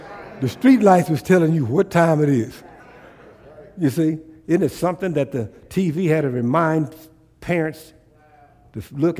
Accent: Tulsa, Oklahoma, United States; born there; I was born in Tulsa, Oklahoma. That's my birthplace, is Tulsa, Oklahoma.

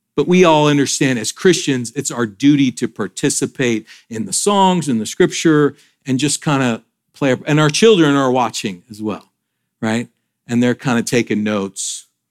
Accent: northern Georgia, United States; also born or lived in Michigan / Atlanta; We moved down to Georgia from from Michigan

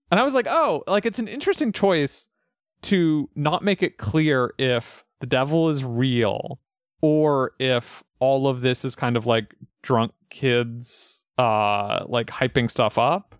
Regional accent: Pioneer Valley, Massachusetts, United States; I grew up in the Pioneer Valley

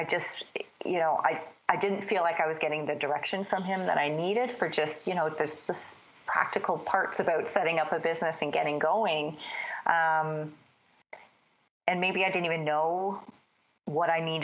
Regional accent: Canada; moved away as an adult; also born or lived in Toronto, Canada / Bermuda / London, England / Mexico; I'm Canadian

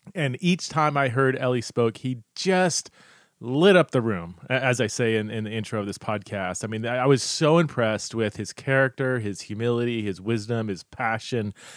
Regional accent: Fresno, California, United States; also born or lived in Los Angeles, California; I grew up in Fresno

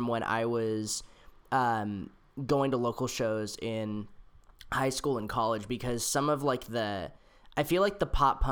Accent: San Jose, California, United States; I grew up in San Jose, which is like an hour away from San Francisco

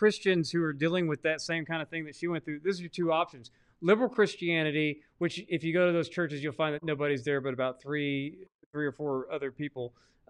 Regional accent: Arkansas, United States; And I'm from Arkansas, remember, and I've seen very few.

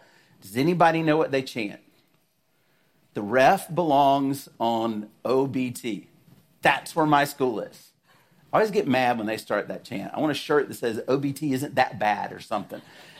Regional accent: the South, United States; maybe it's because I'm from the South that it's so funny to me

